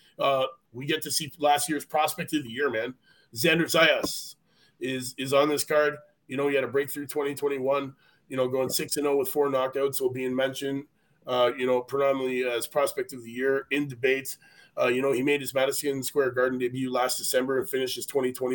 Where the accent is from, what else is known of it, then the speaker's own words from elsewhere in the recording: Canada; I'm Canadian